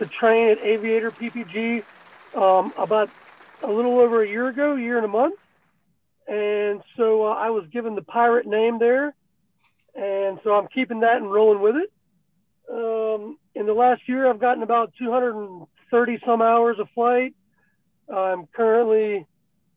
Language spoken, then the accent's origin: English; North Carolina, United States; I'm the pirate from North Carolina